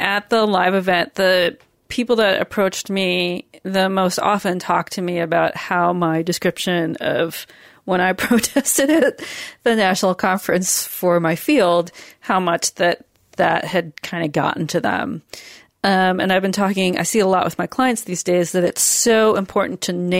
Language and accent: English; New York, United States; And I definitely experienced it as a New Yorker, but I was back in Seattle.